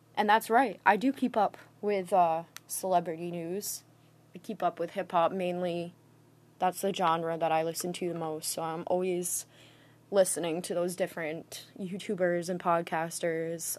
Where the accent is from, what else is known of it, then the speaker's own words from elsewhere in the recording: Massachusetts, United States; now in Rhode Island, United States; I was born in Rhode Island. I'm actually more from Massachusetts, but I recently moved back here.